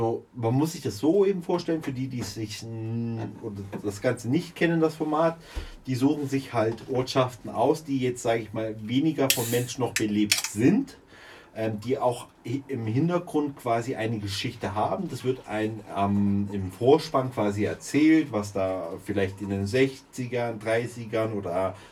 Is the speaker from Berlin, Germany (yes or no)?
no; Munich, Bavaria, Germany; Mhm macht mir als Münchner persönlich Aber jetzt nichts.